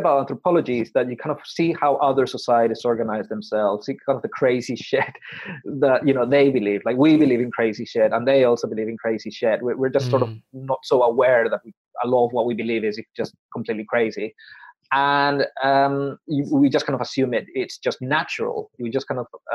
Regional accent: Paraguay; moved away; I would say, from Paraguay

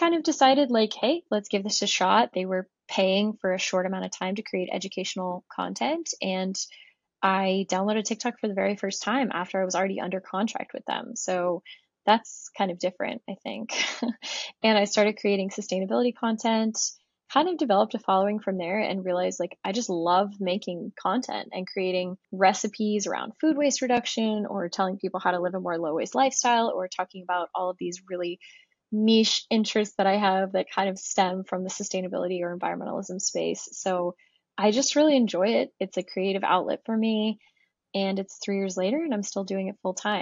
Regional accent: Florida, United States; also born or lived in Germany; I grew up near the ocean in Florida

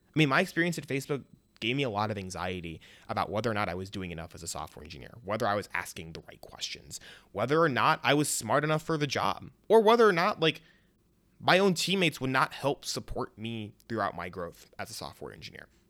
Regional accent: Chicago suburbs, Illinois, United States; moved away as an adult; also born or lived in Champaign, Illinois; I was born in Chicago, raised in the suburbs, went to the University of Illinois

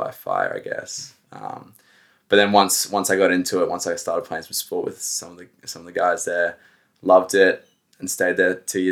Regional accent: Manly, New South Wales, Australia; also born or lived in United States; I grew up in the Northern Beaches in Manly

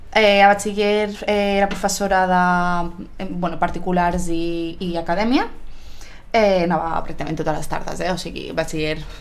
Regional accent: Granollers, Catalonia, Spain; also born or lived in Barcelona; en soc de Granollers i bueno, he viscut a Barcelona un temps, però, però sin més, ara sí que ara Granollers un, un altre cop. Eh, vaig fer la primària a Granollers també

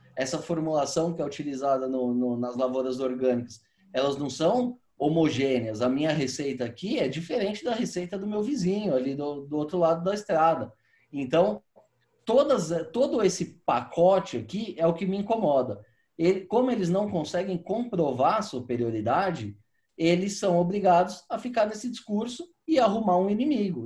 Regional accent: São Paulo, Brazil; eu morei, morei minha vida inteira aqui em São Paulo

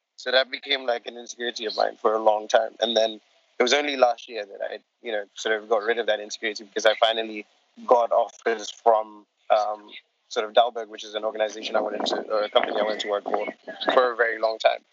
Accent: Ghana; also born or lived in Gambia; I'm from the smallest country on the African continent uh, called Gambia. It's the, the Gambia. And um, I am also sort of, I grew up in Ghana for a large period of my life. So Ghana is sort of my second home, and that's where I live at the moment

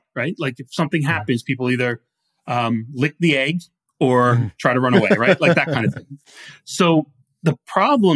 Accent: New Rochelle, New York, United States; moved away; I grew up on the South End

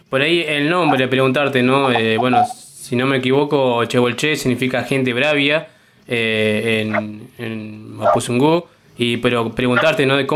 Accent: Junín de los Andes, Neuquén, Argentina; born there; yo soy nacido ahí en Junín de los Andes

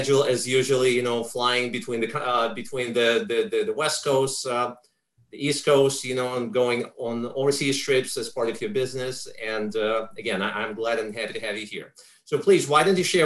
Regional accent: Ukraine; now in United States; I come from Ukraine. That's where I grew up

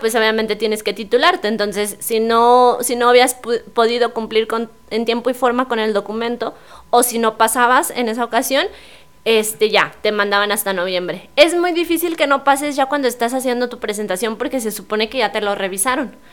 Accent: San Luis Potosí, Mexico; yo que soy capitalina

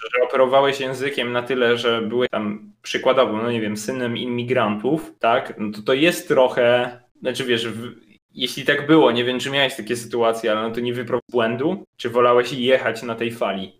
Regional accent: Poland; moved away as an adult; also born or lived in Brussels; jestem z Polski

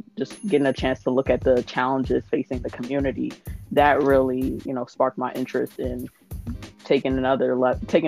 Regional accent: New Jersey, United States; I am from New Jersey

